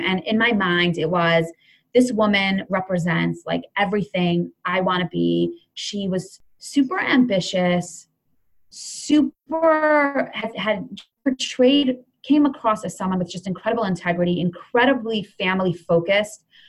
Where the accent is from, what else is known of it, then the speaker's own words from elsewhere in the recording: Cleveland, Ohio, United States; also born or lived in Jerusalem; my family moved to Cleveland, Ohio when I was, I don't know, maybe three. Um, so I grew up in Cleveland.